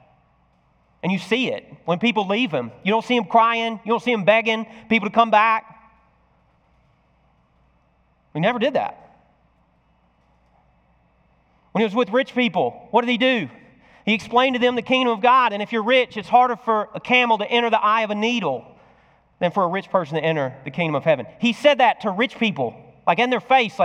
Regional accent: United States; as American Christians

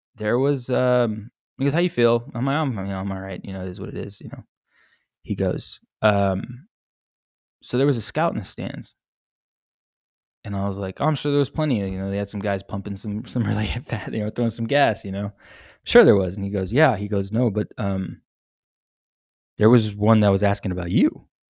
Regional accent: San Antonio, Texas, United States; I've born and raised in San Antonio, Texas

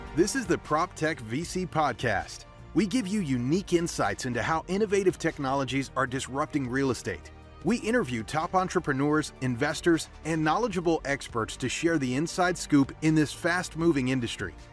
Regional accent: Philadelphia, Pennsylvania, United States; I'm from the Philadelphia area, grew up here, um, lived in kind of the suburbs, and uh, migrated to the city for college

